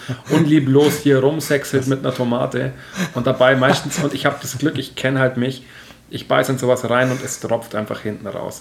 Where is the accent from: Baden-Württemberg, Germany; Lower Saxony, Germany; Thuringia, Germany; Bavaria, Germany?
Bavaria, Germany; Nördlingen; moved away; ich komme ja aus Nordland. Nördlingen ursprünglich